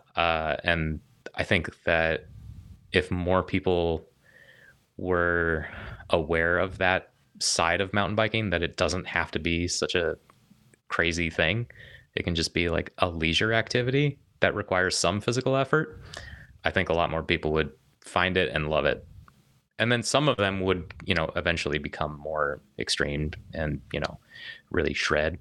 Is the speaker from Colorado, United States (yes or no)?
yes; Denver, Colorado, United States; was born and raised in Denver, Colorado